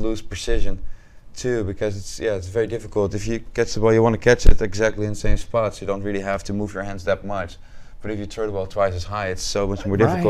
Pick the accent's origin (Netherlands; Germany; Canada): Netherlands; moved away as an adult; now in Sevier County, United States; originally I'm from the Netherlands.